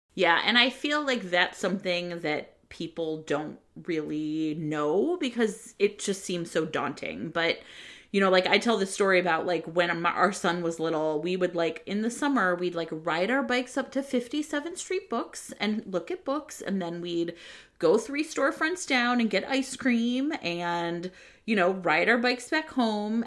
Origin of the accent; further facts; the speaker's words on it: Cleveland, Ohio, United States; moved away; I grew up in Cleveland